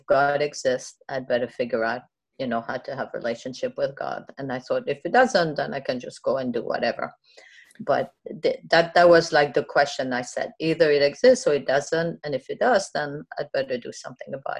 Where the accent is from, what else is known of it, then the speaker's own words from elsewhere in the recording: France; English is a second language; moved away as an adult; also born or lived in Germany; now in United States; I was born in France. I came to this country when I was 22